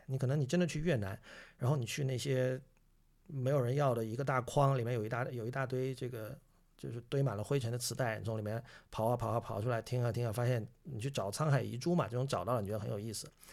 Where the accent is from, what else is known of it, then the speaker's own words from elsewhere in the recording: China; 我是中国人